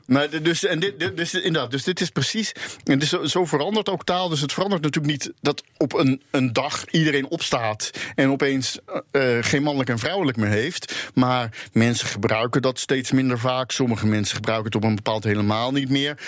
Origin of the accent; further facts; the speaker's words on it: Rotterdam, South Holland, Netherlands; first language Dutch; Ik kom zelf dus uit Rotterdam